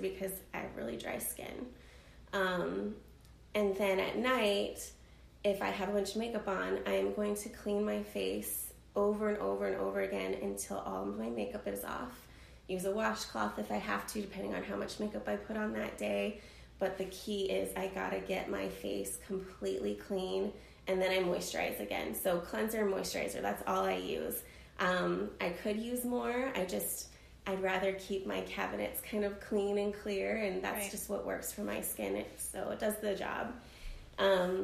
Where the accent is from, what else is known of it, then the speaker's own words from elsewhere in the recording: Arizona, United States; I'm from Arizona originally, born and raised